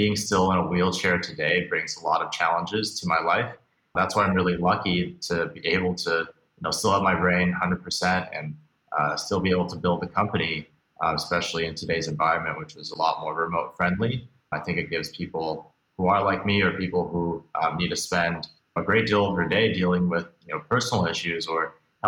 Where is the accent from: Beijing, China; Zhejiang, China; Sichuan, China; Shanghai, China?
Beijing, China; also born or lived in Hong Kong; now in United States; I was born here in the States, but actually moved around a lot as a kid. Grew up mostly outside of the United States, spending some time in Beijing, Hong Kong, a few other places before I moved back here, mainly to go to college in the United States.